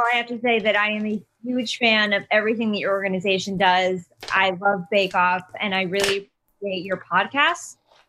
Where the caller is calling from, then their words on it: New York City, New York, United States; I'm coming from New York City.